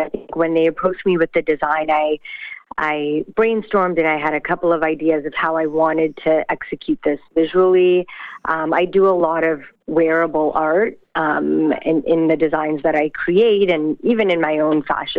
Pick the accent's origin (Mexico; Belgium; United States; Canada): Canada; Brampton, Ontario; growing up in Brampton, I was surrounded by different fabrics and textiles from all the different communities that live in Brampton.